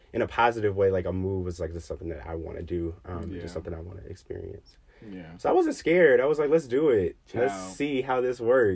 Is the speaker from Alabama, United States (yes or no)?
yes; Birmingham, Alabama, United States; moved away as an adult; now in Washington, D.C. area, United States; I'm from Alabama, born and raised in Birmingham, Alabama. If you're from the 205, shout out.